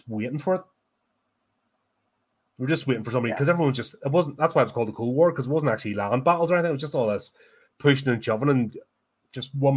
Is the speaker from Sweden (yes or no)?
no; Belfast, Northern Ireland, United Kingdom; I grew up in Belfast in the 80s.